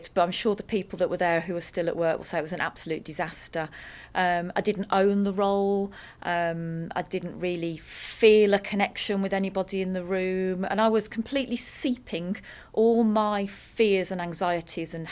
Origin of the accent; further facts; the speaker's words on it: the Black Country, West Midlands, United Kingdom; I come from the Black Country